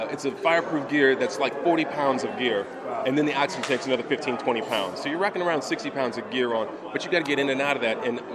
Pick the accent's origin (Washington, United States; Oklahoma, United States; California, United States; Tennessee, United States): California, United States; Hollywood; You know, I'm from Hollywood. We, we do make believe.